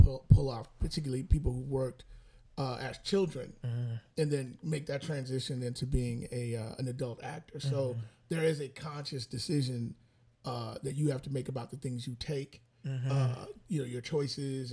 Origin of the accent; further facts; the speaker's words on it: Chicago, Illinois, United States; we grew up on the South